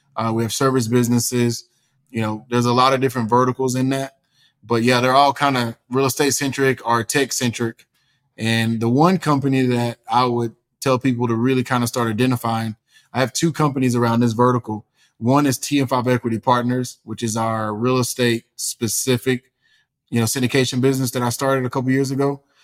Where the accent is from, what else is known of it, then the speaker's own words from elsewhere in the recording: East Texas, United States; born and raised in East Texas with a single mom